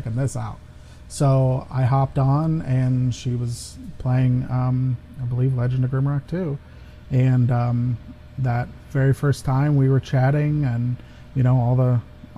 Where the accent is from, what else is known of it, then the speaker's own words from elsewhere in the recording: Ohio, United States; I am an American, and I live in Ohio